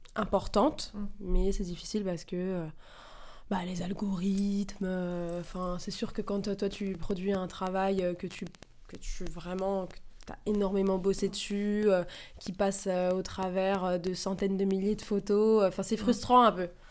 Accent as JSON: {"language": "French", "town": "Paris", "region": "Île-de-France", "country": "France", "tie": "born or raised there", "said": "J'ai 27 ans, j'ai grandi à Paris"}